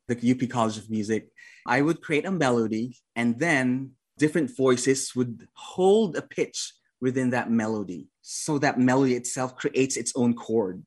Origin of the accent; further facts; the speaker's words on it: Philippines; moved away; I was away from the Philippines for like 12 years, I guess, 12, 13 years.